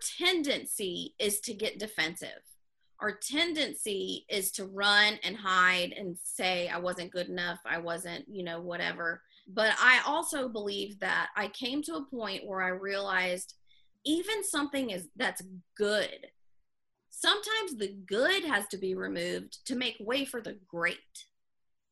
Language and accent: English; the South, United States; moved away; growing up in the South and moving